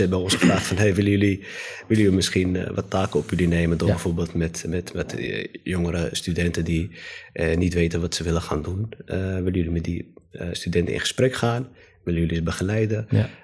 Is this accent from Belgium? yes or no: no; Amsterdam, North Holland, Netherlands; ik ben opgegroeid in Amsterdam-Osdorp.